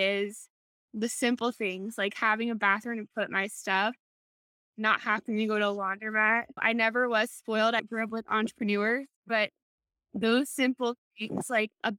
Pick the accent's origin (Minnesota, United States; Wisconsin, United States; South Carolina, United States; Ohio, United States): Ohio, United States; moved away as an adult; also born or lived in Dublin, Ohio / San Diego; now in North Carolina, United States; I was from Ohio. I lived there 27 years